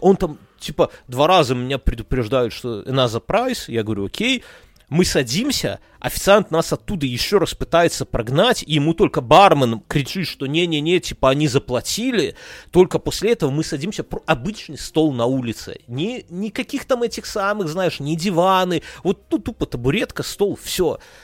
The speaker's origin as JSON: {"language": "Russian", "country": "Belarus", "moved": "yes", "lives_now": "Lithuania", "said": "we are from Беларусь"}